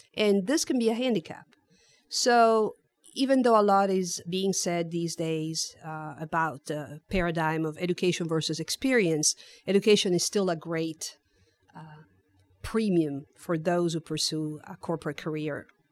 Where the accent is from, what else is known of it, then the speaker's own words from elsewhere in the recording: Turin, Piedmont, Italy; also born or lived in Netherlands; now in San Antonio, United States; I was born and raised in Italy, I lived in the Netherlands for a few years as a military dependent